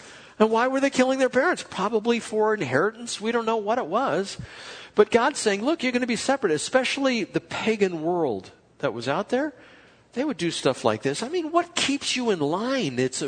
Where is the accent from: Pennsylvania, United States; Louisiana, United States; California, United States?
California, United States; Chula Vista; We grew up in Chula Vista